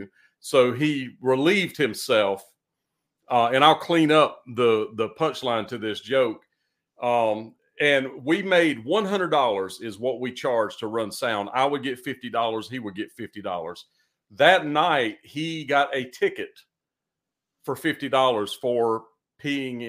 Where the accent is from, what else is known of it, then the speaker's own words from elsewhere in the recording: Eastern North Carolina, United States; also born or lived in Raleigh, North Carolina; I'm from Raleigh originally, but I grew up in Eastern North Carolina